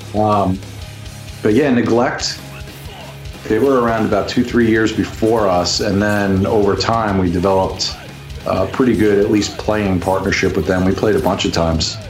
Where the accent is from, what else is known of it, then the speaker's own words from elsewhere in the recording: the Hamptons, Long Island, New York, United States; I grew up out in the Hamptons